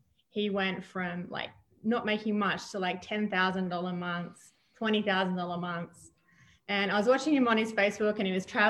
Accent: Adelaide, South Australia, Australia; moved away as an adult; now in United States; I'm from Australia originally. I was born in a town called Adelaide, the city of churches

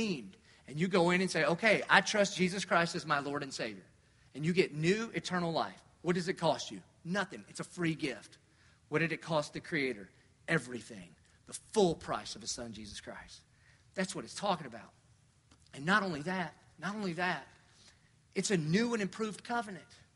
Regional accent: the South, United States; I grew up in the South. So we all believe God. We believed in God and college football and NASCAR

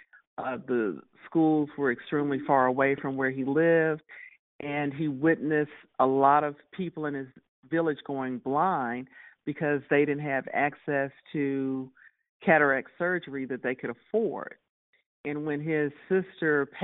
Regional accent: Texas, United States; growing up in Texas and having a family

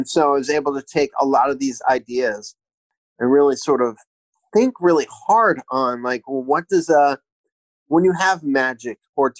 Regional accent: Hawaii, United States; born there; I grew up in a military family. I was born in Hawaii. We traveled around a lot.

